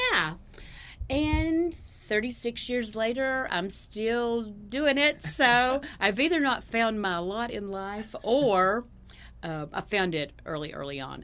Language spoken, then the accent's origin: English; Ashe County, North Carolina, United States; I grew up in Ashe County, which is the very northwest corner of North Carolina